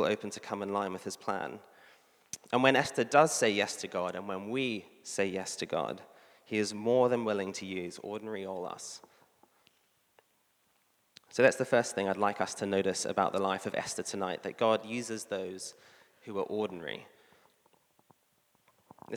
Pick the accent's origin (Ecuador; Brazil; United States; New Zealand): New Zealand; I'm a New Zealander